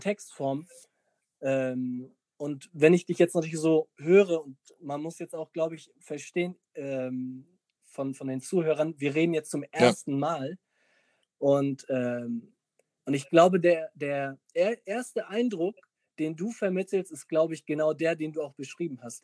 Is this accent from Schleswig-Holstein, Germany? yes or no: yes; Mölln, Schleswig-Holstein, Germany; ich komme außerhalb von Hamburg